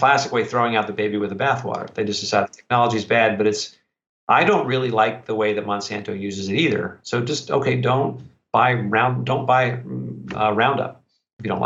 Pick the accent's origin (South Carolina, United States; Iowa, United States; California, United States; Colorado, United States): South Carolina, United States; Columbia; I'm from South Carolina also.